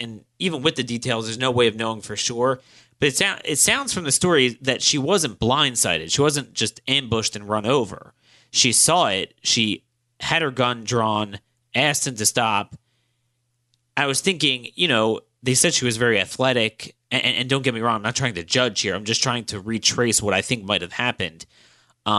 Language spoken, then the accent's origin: English; Baltimore County, Maryland, United States; my hometown, Baltimore County